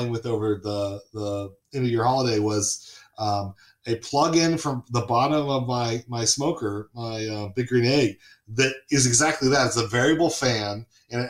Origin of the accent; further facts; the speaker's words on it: Southern California, United States; moved away as an adult; also born or lived in Charlotte, North Carolina; I grew up in Southern California